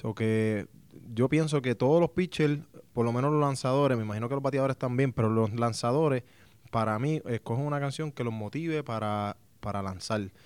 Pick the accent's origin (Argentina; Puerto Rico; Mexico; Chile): Puerto Rico; yo vengo de Puerto Rico